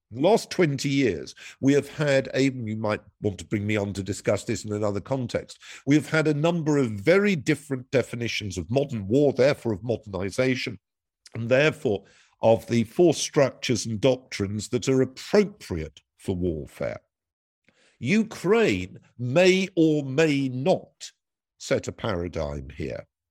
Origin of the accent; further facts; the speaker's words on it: United Kingdom; my country, Britain